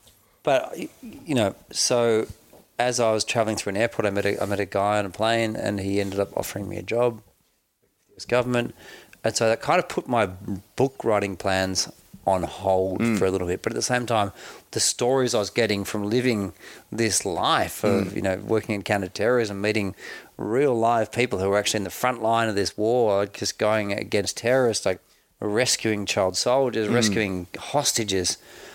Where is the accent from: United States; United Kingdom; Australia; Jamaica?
Australia; And before you can work for the US government, and as an Australian, you can't work directly as a US government employee.